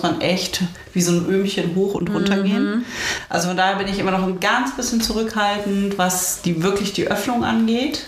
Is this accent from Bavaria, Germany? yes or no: no; Uelzen, Lower Saxony, Germany; moved away; Uelzen ist da, wo ich herkomme, oh. ursprünglich